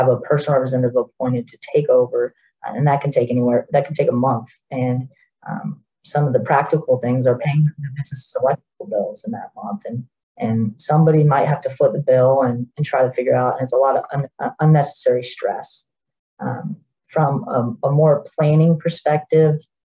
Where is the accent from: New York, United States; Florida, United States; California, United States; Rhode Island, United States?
Florida, United States; Central; I grew up here in the Central Florida area